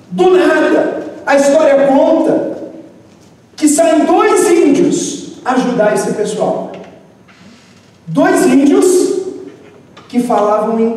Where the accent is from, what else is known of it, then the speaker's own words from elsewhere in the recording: Northeast Region, Brazil; accent: cantado (Northeastern); eu sou nordestino, falo cantado, né?